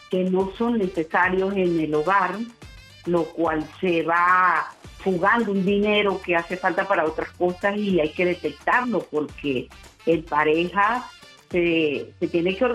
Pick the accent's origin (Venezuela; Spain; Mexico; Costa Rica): Venezuela; now in Viña del Mar, Chile; Soy venezolana, pero allá uno tiene como que el, el acento de acá un poco ya invertido.